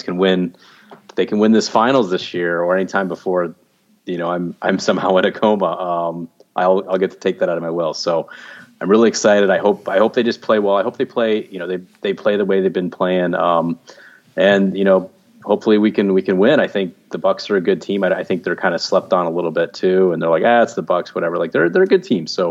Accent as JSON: {"language": "English", "region": "Arizona", "country": "United States", "tie": "born or raised there", "said": "I'm an Arizona native, so I grew up in Arizona."}